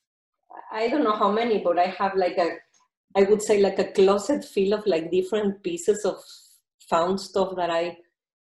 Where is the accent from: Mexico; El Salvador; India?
Mexico; I'm from Mexico, so I have fabrics from Mexico